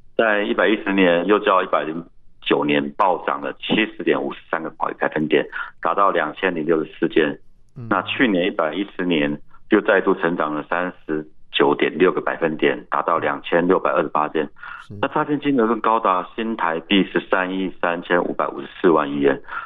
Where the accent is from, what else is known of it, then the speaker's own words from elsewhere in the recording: Taiwan; 我们台湾人